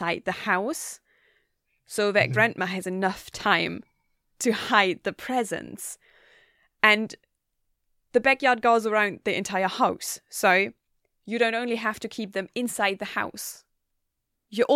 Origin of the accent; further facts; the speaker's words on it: Germany; now in Gothenburg, Sweden; I'm from Germany.